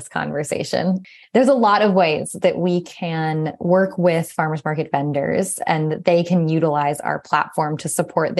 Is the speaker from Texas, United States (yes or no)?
yes; Austin, Texas, United States; now in Montana, United States; I grew up in Austin, Texas, which is where my journey with local food started.